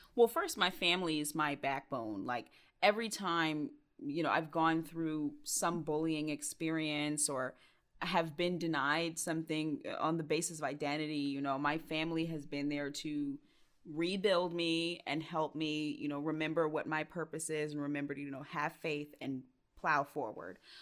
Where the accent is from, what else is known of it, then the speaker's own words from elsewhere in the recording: Stone Mountain, Georgia, United States; also born or lived in Clarkston, Georgia; I grew up in Stone Mountain, Georgia, but I always say I grew up on, like, the cusp of Stone Mountain and Clarkston, Georgia